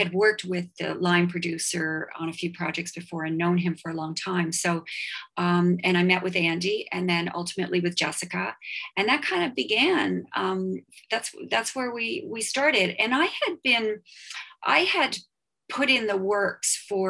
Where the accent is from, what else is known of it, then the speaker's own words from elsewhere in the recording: Toronto, Ontario, Canada; I grew up in Toronto